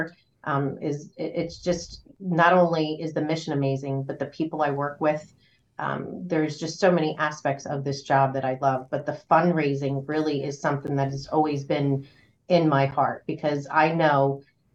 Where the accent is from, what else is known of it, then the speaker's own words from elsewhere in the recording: Trenton, New Jersey, United States; also born or lived in Ewing, New Jersey; I've lived in this area my whole life. So I grew up in Trenton and moved to Ewing when I was about 16, 17.